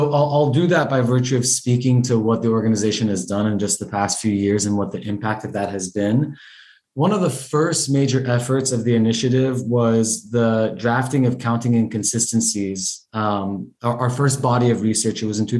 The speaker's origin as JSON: {"language": "English", "town": "Los Angeles", "region": "California", "country": "United States", "tie": "born or raised there", "said": "My pronouns are he and him. And I am a first generation Iranian American. I was born and raised here in Los Angeles, which my community affectionately calls Tehrangeles, California. That's Tehran in LA."}